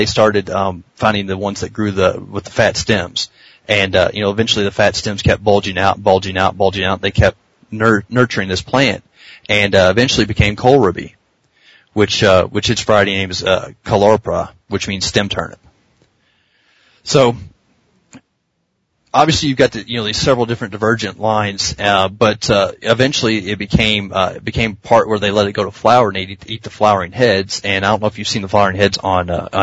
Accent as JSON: {"language": "English", "region": "the South", "country": "United States", "said": "I'm from the South, so, you know, or mid South at least"}